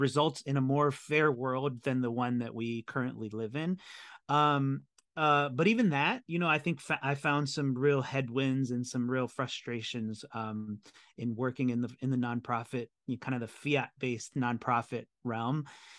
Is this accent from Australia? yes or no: no; El Salvador; also born or lived in United States; They had me here, and I was raised partly in El Salvador, partly in the States. So I traveled between the two places when I was young.